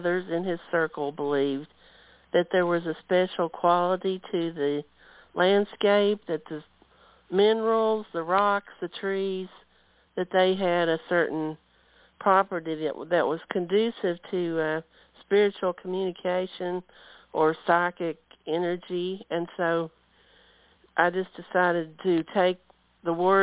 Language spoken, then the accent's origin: English; Virginia, United States; now in Athens, United States; I grew up in Virginia with my parents